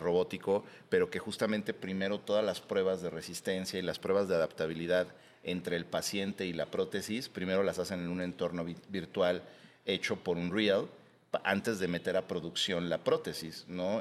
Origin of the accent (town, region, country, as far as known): Mexico